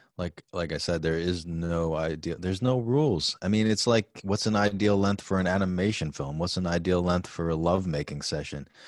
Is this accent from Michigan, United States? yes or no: no; New York City, New York, United States; now in New Rochelle, United States; I was born in New York City